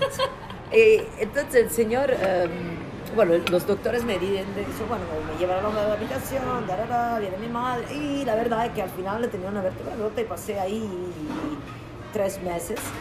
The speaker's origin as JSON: {"language": "Spanish", "country": "Italy", "also_born_or_lived": "Prague, Czech Republic", "second_language": "Spanish", "moved": "as an adult", "lives_now": "Barcelona, Spain", "said": "yo soy italiana"}